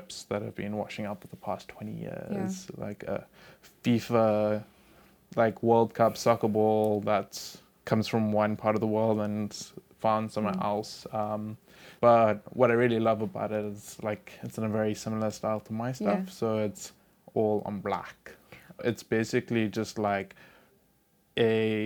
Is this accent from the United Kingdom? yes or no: no; Zimbabwe; I grew up in Zimbabwe